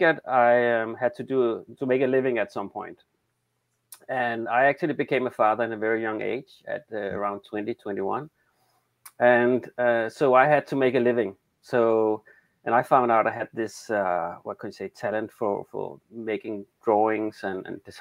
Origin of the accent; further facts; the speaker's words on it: Denmark; accent: Danish; English is a second language; I'm from Denmark. That's the awkward accent.